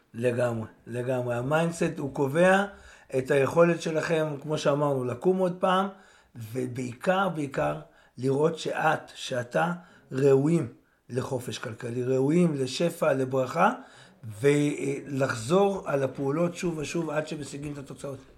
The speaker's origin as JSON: {"language": "Hebrew", "country": "Israel", "tie": "born or raised there", "said": "אני יצאתי מהקיבוץ"}